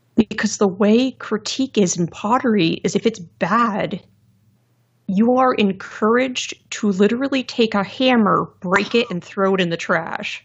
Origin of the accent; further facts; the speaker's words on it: Lehigh Valley, Pennsylvania, United States; I'm from the Lehigh Valley in Pennsylvania